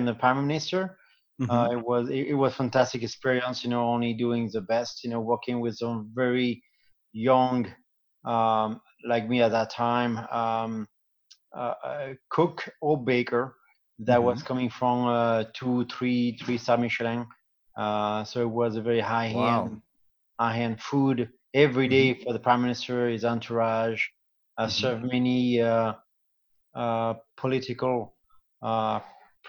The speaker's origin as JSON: {"language": "English", "country": "France", "tie": "born or raised there", "second_language": "English", "moved": "as an adult", "said": "In my hometown in France, my parents used to own a pastry shop"}